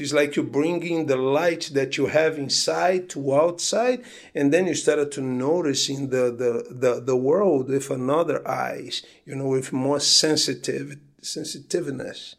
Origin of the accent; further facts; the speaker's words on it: Petrópolis, Rio de Janeiro, Brazil; moved away; also born or lived in Bahia; I was born in Petropolis, which is a small town in the mountains of Rio in Brazil.